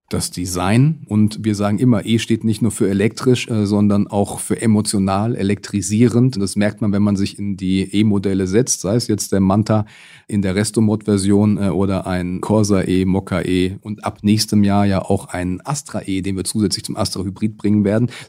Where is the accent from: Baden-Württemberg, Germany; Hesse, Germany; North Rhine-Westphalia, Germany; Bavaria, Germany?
Hesse, Germany; Rüsselsheim; Aber schon allein hier an meiner Heimatstadt Rüsselsheim sieht man, dass sich die Städte zu Electric Cities entwickeln werden.